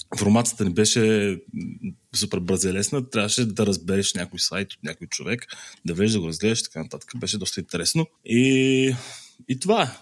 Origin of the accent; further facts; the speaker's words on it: Ruse, Ruse Province, Bulgaria; аз съм от Русе